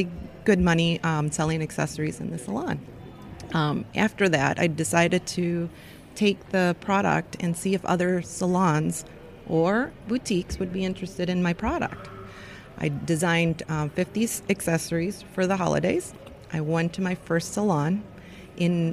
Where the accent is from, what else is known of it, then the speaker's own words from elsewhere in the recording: Chicago, Illinois, United States; I'm from Chicago.